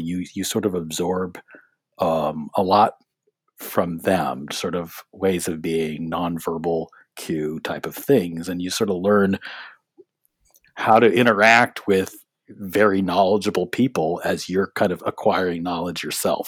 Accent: San Gabriel Valley, Southern California, United States; moved away as an adult; also born or lived in Boston; I'm actually from Southern California. Yeah, I grew up in the San Gabriel Valley

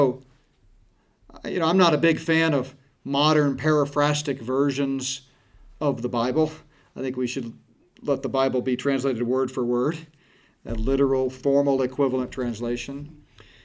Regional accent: United States; we as American Christians in the West

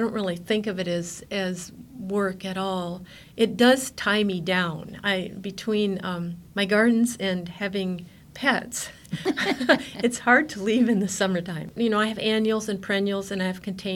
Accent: Alaska, United States; also born or lived in Menomonie, Wisconsin / Tok, Alaska; I was 6 weeks old and we came back.

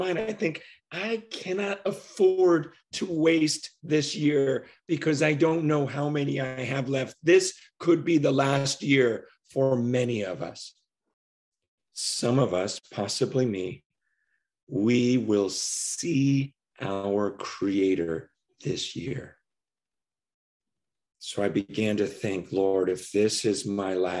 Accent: United States; growing up in America

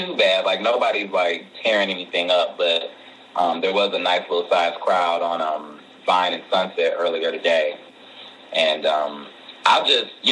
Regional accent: Cleveland, Ohio, United States; now in Los Angeles, United States; I am originally from Cleveland, Ohio

